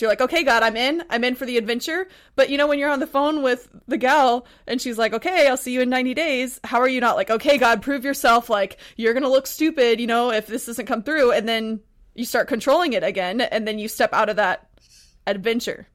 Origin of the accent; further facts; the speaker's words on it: Texas, United States; also born or lived in Montana; now in Pacific Northwest, United States; I'm from Texas, but I actually just, before I moved to the Pacific Northwest, I was in Montana